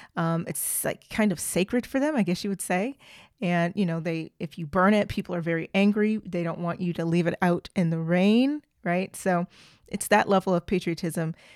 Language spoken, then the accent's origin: English; Oklahoma, United States; I'm from Oklahoma, and in Oklahoma, we have three recognized official languages